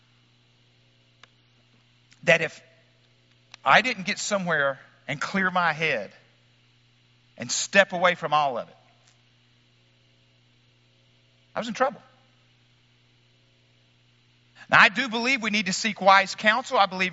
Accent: Wickes, Arkansas, United States; moved away; my hometown of Wicks, Arkansas

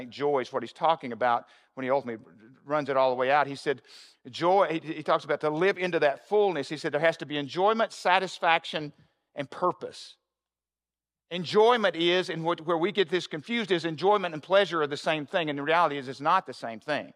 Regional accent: the South, United States; I'm from the South

